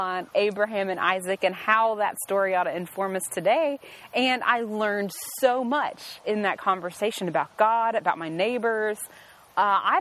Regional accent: United States; I cannot stop being an American

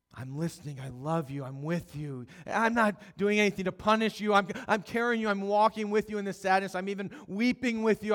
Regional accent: Howard County, Maryland, United States; also born or lived in Dallas, Texas; I grew up here in Maryland and Howard County, and then spent seven years in Dallas.

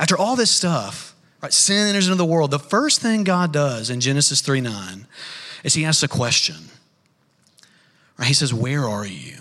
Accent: North Alabama, United States; I grew up in North Alabama

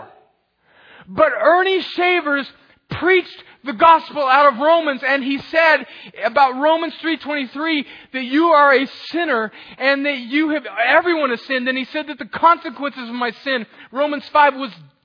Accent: El Centro, California, United States; in my hometown of El Centro, California

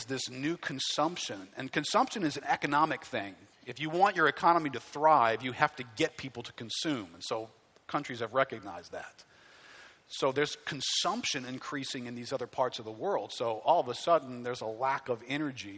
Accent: United States; I hate being an American

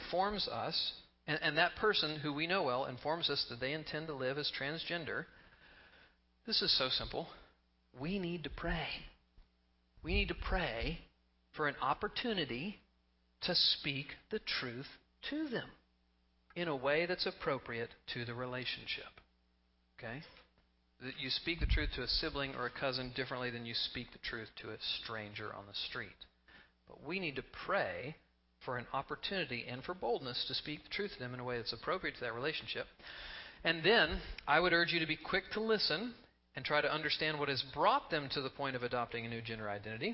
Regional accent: Texas, United States; I grew up in Texas

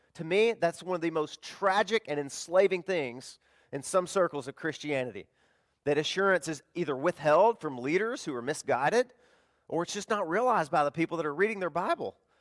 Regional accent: the South, United States; now in Florida, United States; I'm from the South, we had tornadoes all the time

